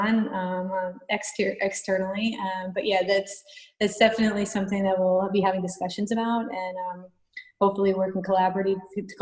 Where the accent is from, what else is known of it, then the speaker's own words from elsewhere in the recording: New York, United States; I grew up in New York.